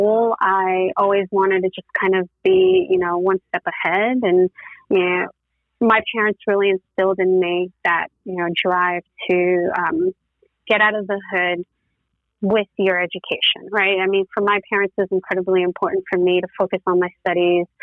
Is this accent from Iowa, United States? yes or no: no; New York City, New York, United States; moved away as an adult; also born or lived in Tennessee; born and raised in the Bronx, my parents still live in the same apartment that I was born